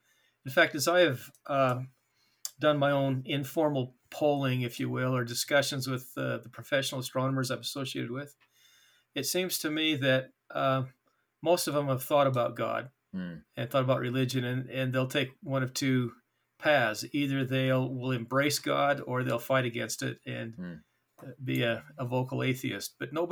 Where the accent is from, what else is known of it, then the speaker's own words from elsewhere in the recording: Payson, Utah, United States; born there; Well, I was born in Payson when my folks were attending BYU.